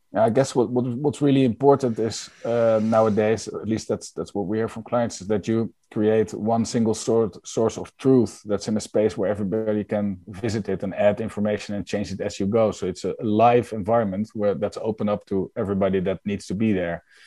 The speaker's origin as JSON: {"language": "English", "country": "Netherlands", "said": "I'm from the Netherlands"}